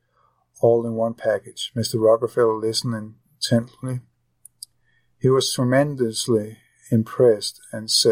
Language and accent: English; Copenhagen, Capital Region of Denmark, Denmark; moved away; I am originally from Copenhagen, Denmark